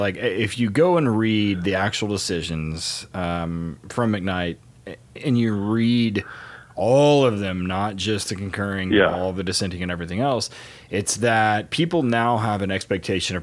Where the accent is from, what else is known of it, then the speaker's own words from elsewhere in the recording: Oklahoma, United States; my home state here, Oklahoma